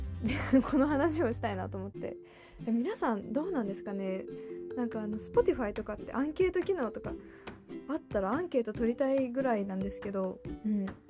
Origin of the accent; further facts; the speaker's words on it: Sapporo, Hokkaido, Japan; moved away as an adult; also born or lived in Hiroshima; 私あの生まれも育ちも札幌なんですけど広島に大学時代行っておりまして